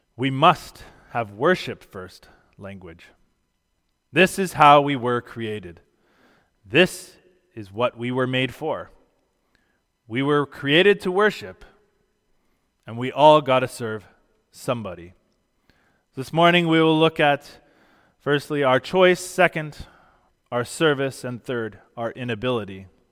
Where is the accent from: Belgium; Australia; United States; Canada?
Canada; Being a Christian is more fundamental to my identity than being Canadian